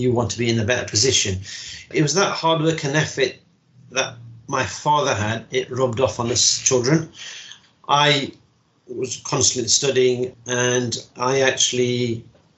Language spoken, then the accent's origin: English; Derby, East Midlands, United Kingdom; also born or lived in Mirpur, Azad Kashmir, Pakistan